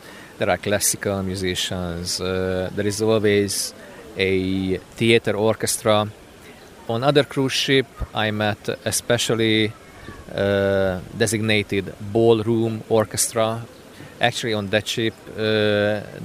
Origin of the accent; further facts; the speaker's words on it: Hungary; I'm from Hungary